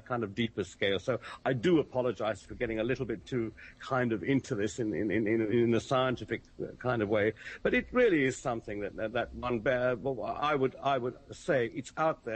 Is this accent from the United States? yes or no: no; United Kingdom; I'm sitting here as a Brit